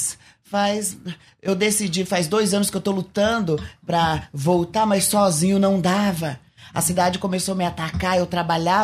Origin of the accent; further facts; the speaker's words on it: Ubiratã, Paraná, Brazil; moved away; also born or lived in São Paulo; Eu sou de Ubiratã, Paraná